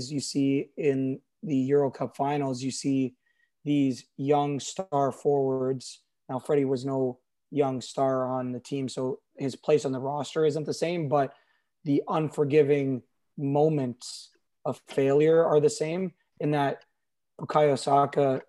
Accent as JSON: {"language": "English", "area": "Toronto area", "region": "Ontario", "country": "Canada", "tie": "born or raised there", "said": "as a kid growing up in the Toronto area, being a lifelong Leaf fan"}